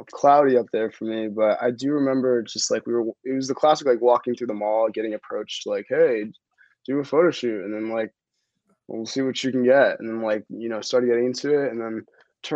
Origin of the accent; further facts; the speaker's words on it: north of Westchester, New York, United States; moved away as an adult; now in Brooklyn, United States; kids like me growing up north of Westchester